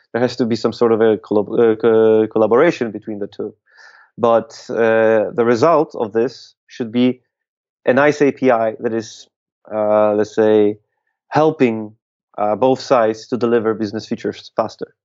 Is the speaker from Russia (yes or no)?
no; Łódź, Łódź Voivodeship, Poland; here in in Poland, in my hometown, hometown of Łódź